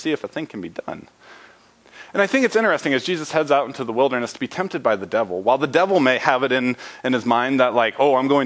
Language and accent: English; Indiana, United States; I grew up in Indiana